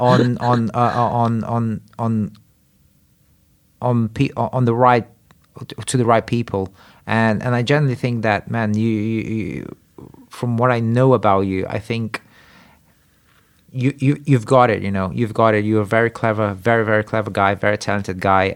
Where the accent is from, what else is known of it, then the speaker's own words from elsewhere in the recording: Brazil; moved away; I grew up in Brazil